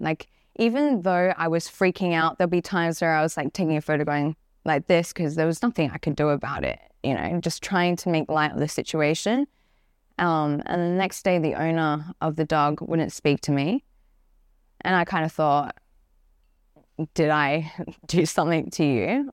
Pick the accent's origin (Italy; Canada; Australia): Australia; Perth, Western Australia; moved away; I'm originally from Path, Western Australia. I grew up in a, like, a little house far in the countryside